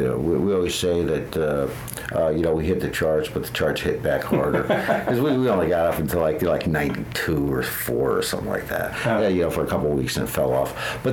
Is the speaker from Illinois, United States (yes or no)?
no; Connecticut, United States; born or raised there